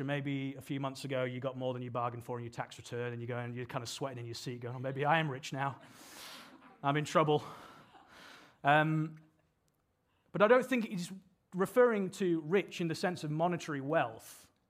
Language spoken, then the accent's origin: English; United Kingdom; now in Sydney, Australia; as you can probably tell from my accent, I'm from the U K